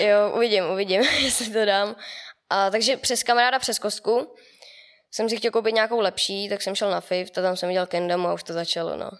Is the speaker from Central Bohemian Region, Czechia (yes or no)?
yes; near Mělník, Central Bohemian Region, Czechia; od Mělníka, dvacet kilometrů od Mělníka už jenom